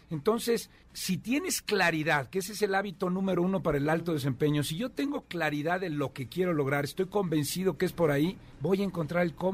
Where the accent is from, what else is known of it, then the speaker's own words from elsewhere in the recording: Querétaro, Mexico; me vengo desde Querétaro